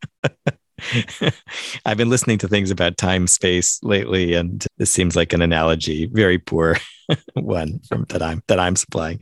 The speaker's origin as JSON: {"language": "English", "region": "Central Time Zone", "country": "United States", "tie": "born or raised there", "moved": "yes", "said": "I grew up in Central Time"}